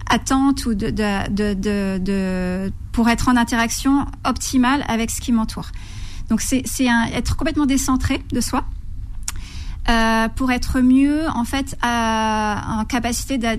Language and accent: French; Lhasa, Tibet, China; first language Tibetan; French is a second language; moved away; also born or lived in Darjeeling, India; Tibétain. C'est ma première langue. Ouais. Et oui.